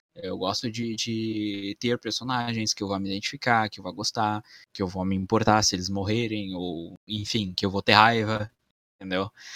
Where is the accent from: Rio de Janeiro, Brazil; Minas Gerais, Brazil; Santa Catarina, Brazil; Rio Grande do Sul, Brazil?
Rio Grande do Sul, Brazil; Campo Bom; da minha cidade natal também, que chama Campo Bom, que é a cidade que eu vivo ainda